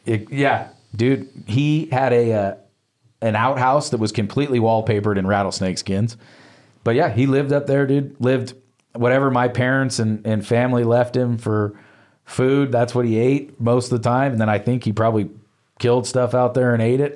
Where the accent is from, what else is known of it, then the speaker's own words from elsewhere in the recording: Soldier Meadows, Nevada, United States; I grew up on the Soldiers Meadow side